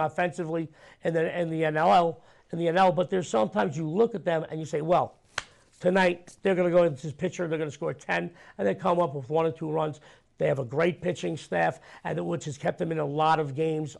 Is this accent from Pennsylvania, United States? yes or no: no; New York, United States; I'm a New Yorker